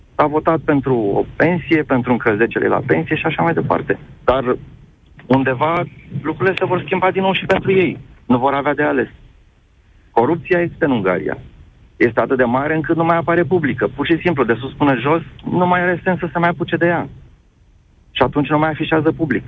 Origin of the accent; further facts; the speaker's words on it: Romania; pentru mine, ca român